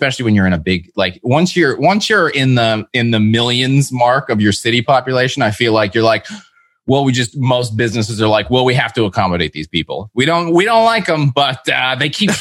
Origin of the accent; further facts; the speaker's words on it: Toronto, Ontario, Canada; growing up in Toronto